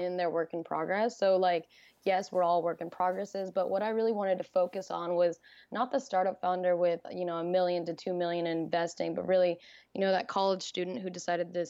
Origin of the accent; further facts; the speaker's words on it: New Jersey, United States; moved away as an adult; I'm from New Jersey